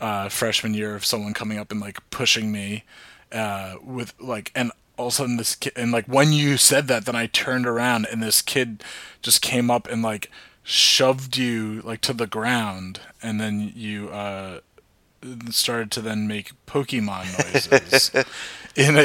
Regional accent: Old Tappan, New Jersey, United States; we're from Northern Valley Regional High School at Altapan

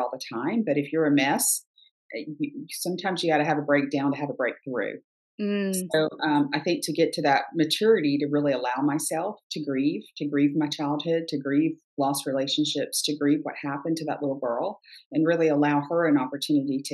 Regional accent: right outside of Savannah, Georgia, United States; I grew up right outside of Savannah

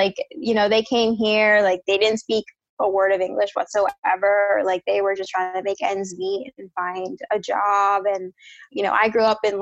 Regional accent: Jersey City, New Jersey, United States; moved away as an adult; now in San Francisco, United States; I was born and raised in Jersey, Jersey City, so East Coast

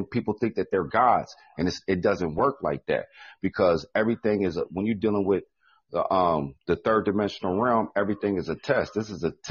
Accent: Midwest, United States; I'm from the Midwest

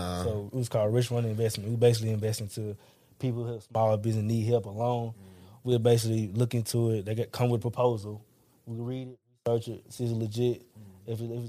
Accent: Ripley, Tennessee, United States; moved away; also born or lived in Memphis, Tennessee; originally I was born in Memphis, Tennessee, but I was from Ripley, Tennessee.

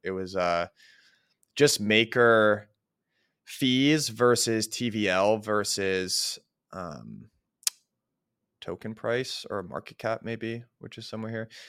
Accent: United States; as an American, like, a young American

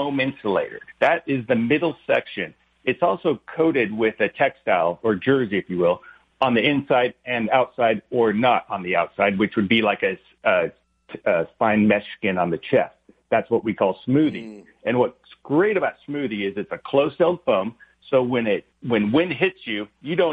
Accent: Huntington Beach, California, United States; we grew up in Huntington Beach

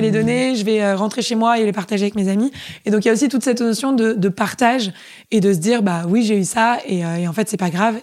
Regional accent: Paris, Île-de-France, France; moved away as an adult; also born or lived in England; je suis hyper parisienne. Euh, j'ai passé toute mon enfance à Paris, euh, dans le 4e arrondissement

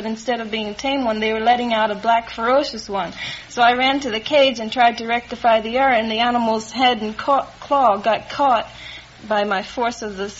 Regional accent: Williamstown, New Jersey, United States; now in Glendale, United States; I'm from Williamstown, about 15

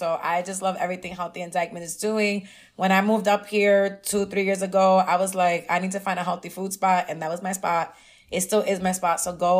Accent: New York City, New York, United States; also born or lived in Inwood; I actually am born and raised in the Heights, Harlem, the Heights.

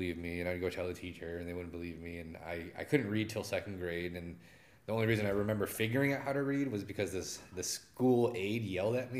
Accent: Adrian, Michigan, United States; growing up in Adrian

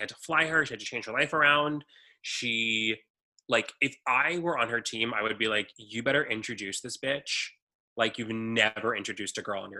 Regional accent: Texas, United States; No, I have I'm from Texas. I have a good gut.

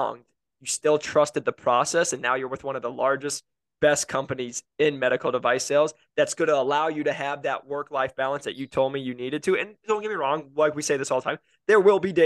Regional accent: Iowa, United States; I'm from Iowa

